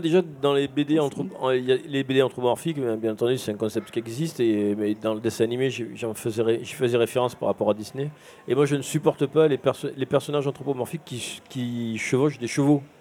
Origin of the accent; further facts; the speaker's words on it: Marseille, Provence-Alpes-Côte d'Azur, France; je suis marseillais de, de, de, de père en fils et je fais des études de dessin au lycée Diderot